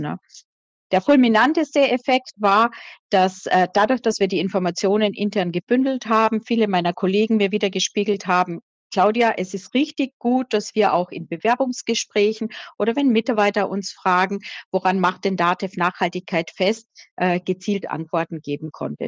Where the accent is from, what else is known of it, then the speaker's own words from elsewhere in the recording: Austria; accent: Austrian; ich sage jetzt österreichisch, ne, weil ich bin Österreicherin